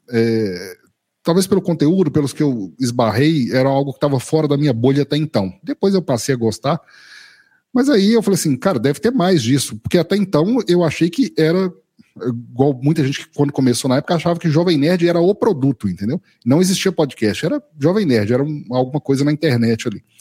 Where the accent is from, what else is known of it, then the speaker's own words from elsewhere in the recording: Minas Gerais, Brazil; mineiro do interior de Minas aqui, eu nunca saí de Minas a não ser a passeio, né, sempre morei aqui em Minas.